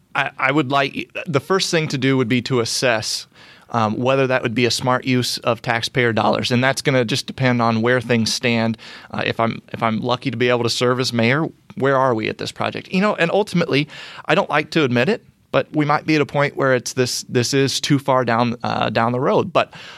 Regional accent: Brownsburg, Indiana, United States; also born or lived in Fishers, Indiana; I am a a lifelong Hoosier. I was born and raised in Brownsburg on the west side of Indianapolis

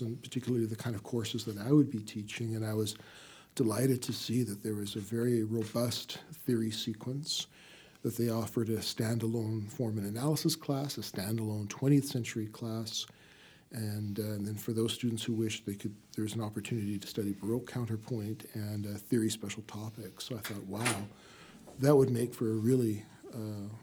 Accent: Canada; moved away as an adult; now in United States; Well, I'm from Canada originally

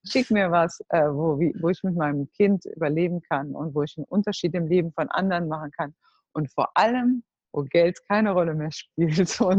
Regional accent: Cologne, North Rhine-Westphalia, Germany; now in Netherlands; Also ich komme aus Köln und wir leben jetzt in Holland

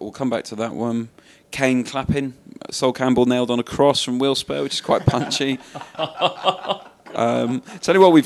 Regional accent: Cardiff, Wales, United Kingdom; I'm coming from Cardiff, sliding roofs were a part of my childhood

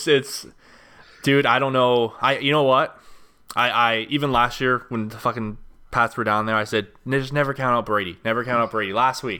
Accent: Canada; As a Canadian, it's hard to pick a team.

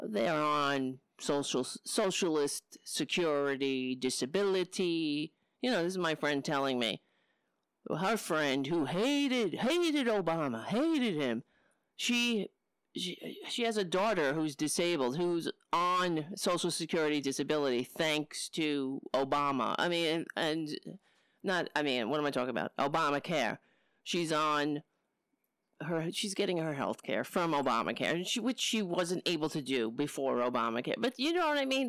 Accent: New York City, New York, United States; moved away; also born or lived in Brooklyn; I grew up on Staten Island.

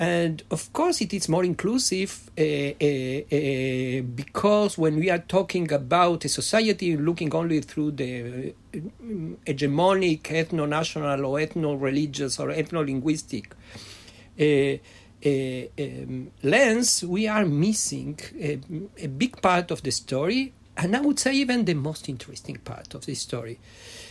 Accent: Argentina; English is a second language; now in Israel; I was born in Argentina, coming from a Yiddishist and secular Jewish family, that I grew up in Yiddish schooling in a Spanish environment

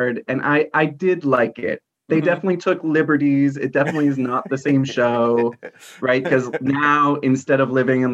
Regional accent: New Hampshire, United States; moved away as an adult; also born or lived in Lowell, Massachusetts / Baltimore County, Maryland; now in Baltimore, United States; I grew up in New Hampshire. I was born in Lowell, Massachusetts, which is a small city outside of Boston. But most of my childhood and teenage years were spent in New Hampshire

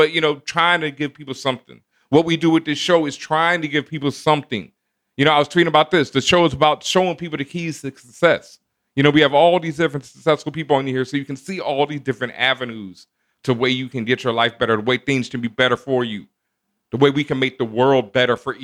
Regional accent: Houston, Texas, United States; I grew up in Houston, Texas

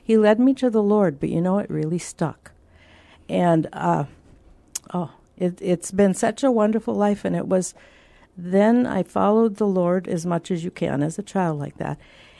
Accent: Minnesota, United States; Well, I grew up on Lake Superior, the great Lake Superior, that they say is the monster lake, the biggest of the Great Lakes.

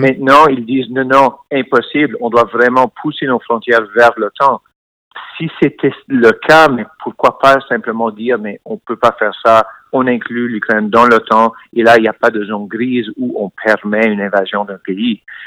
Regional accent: Montreal, Quebec, Canada; je suis né euh, à Montréal

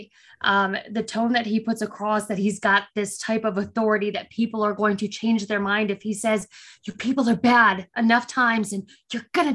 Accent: Detroit, Michigan, United States; moved away as an adult; also born or lived in Warren, Michigan / Arizona / New Mexico / Texas; now in North Carolina, United States; I'm from the Midwest, from Detroit originally.

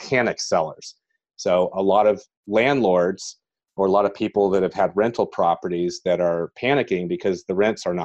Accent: San Francisco Bay Area, California, United States; I grew up in the San Francisco, California Bay Area.

